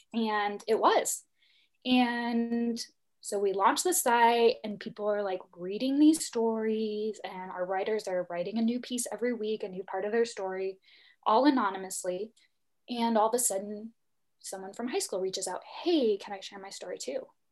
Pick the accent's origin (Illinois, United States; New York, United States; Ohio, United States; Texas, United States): Illinois, United States; moved away; very small town, middle of nowhere, Illinois